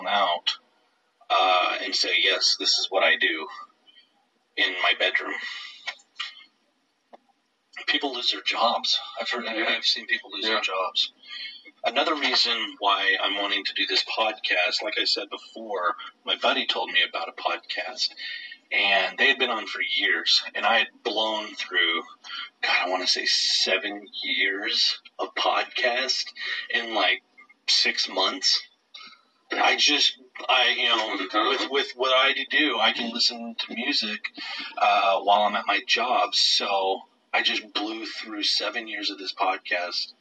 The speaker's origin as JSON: {"language": "English", "region": "Texas", "country": "United States", "tie": "born or raised there", "said": "We grew up in Texas"}